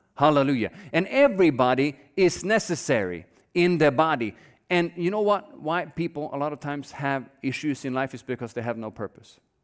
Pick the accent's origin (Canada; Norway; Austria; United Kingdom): Norway; now in United States; I grew up in Norway. I don't know if all of you know that, but I grew up there.